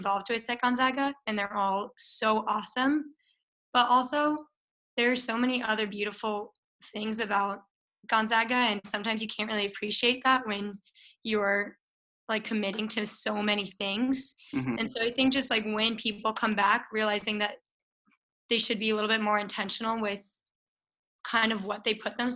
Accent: Littleton, Colorado, United States; I'm also from Littleton, Colorado, the most beautiful place in the world

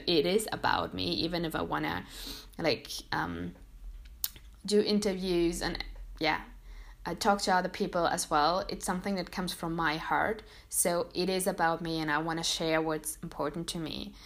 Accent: Munich, Bavaria, Germany; English is a second language; I was born and grew up here in Munich

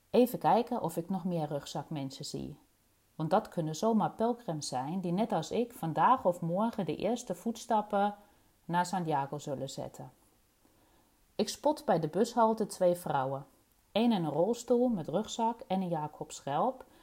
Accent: East Germany, Germany; Dutch is a second language; now in Rotterdam, Netherlands; geboren en getogen in Oost-Duitsland. En ik woon en werk in Rotterdam aan de Kralingse Plas.

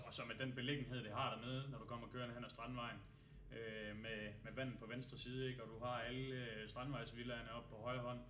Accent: Denmark

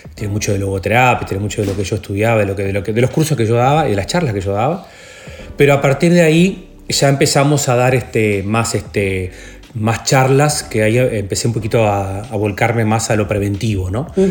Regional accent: Lascano, Rocha, Uruguay; also born or lived in La Paloma; Mi familia es de Las Canos, Rocha. Yo, yo, nací en Las Canos

